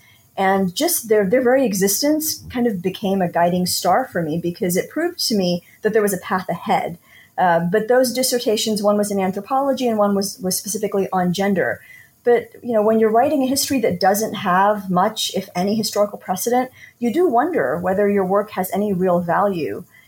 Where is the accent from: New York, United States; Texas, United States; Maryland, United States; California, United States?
Texas, United States; Houston; I'm from Houston